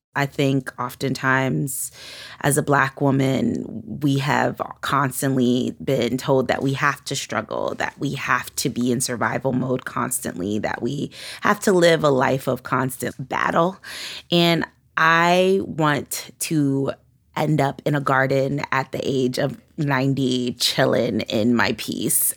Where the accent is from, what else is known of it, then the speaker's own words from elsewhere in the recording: New York City, New York, United States; I grew up in Flatbush, Brooklyn, which is like a Caribbean, West Indian, Latin community